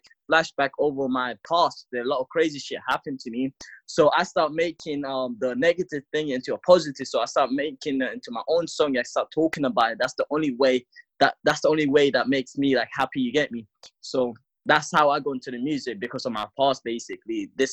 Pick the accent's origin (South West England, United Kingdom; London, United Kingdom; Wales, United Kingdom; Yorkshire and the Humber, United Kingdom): London, United Kingdom; also born or lived in Africa; I was born in Africa, and then I moved to London because of like war shit that's going on. So I've been living in London for like 7 to 8 years